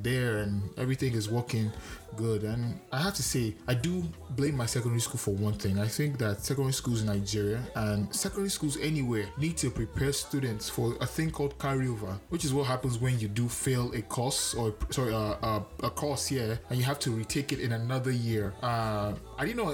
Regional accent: Canada; I'm Canadian

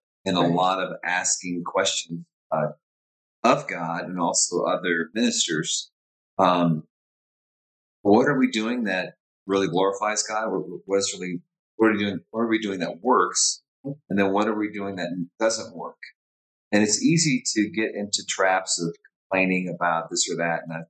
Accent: Orange County, Southern California, United States; I'm from Southern California, Orange County, born and raised

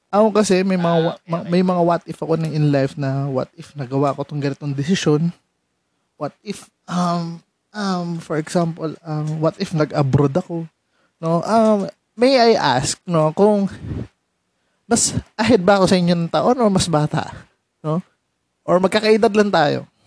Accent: San Mateo, Calabarzon, Philippines; taga Rizal ako

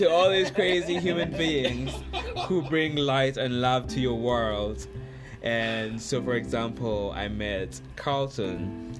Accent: Uganda; now in United States; we are actually all from Uganda, but... And we're living in America

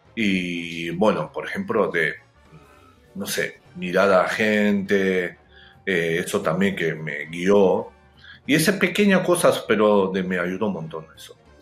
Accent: Japan; Spanish is a second language; moved away; also born or lived in Argentina; yo soy japonés

